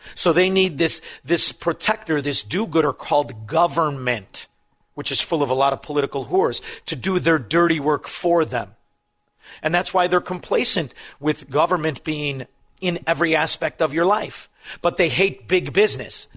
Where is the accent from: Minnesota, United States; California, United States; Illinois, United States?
Illinois, United States; Melrose Park; now in Elmwood Park, United States; I'm from Melrose Park. I live in Elmwood Park. People accuse me of having an accent